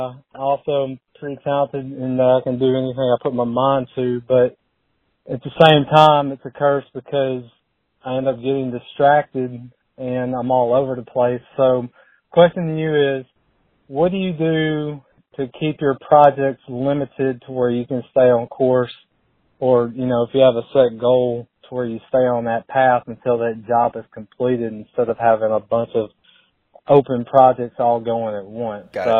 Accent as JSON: {"language": "English", "region": "Arkansas", "country": "United States", "said": "I'm from Arkansas."}